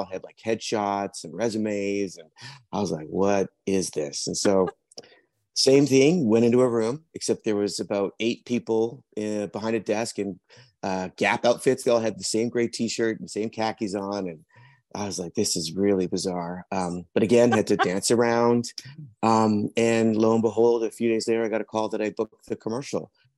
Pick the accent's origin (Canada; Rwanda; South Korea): Canada; British Columbia; also born or lived in England; now in Vancouver, Canada; I'm originally from England. I was adopted at birth. And then through a series of family things, we ended up moving to Canada when I was about 7. I grew up on Vancouver Island, high school and college, and then moved to Vancouver in 1991.